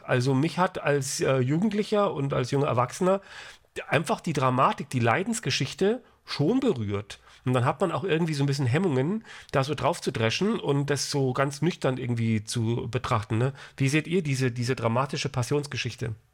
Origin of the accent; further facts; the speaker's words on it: Frankfurt, Hesse, Germany; ich komme ja hier aus Hessen, aus Frankfurt